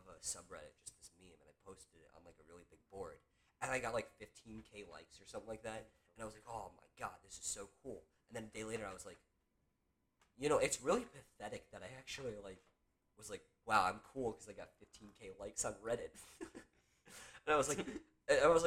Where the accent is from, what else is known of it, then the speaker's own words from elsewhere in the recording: United States; I'm American. I'm so American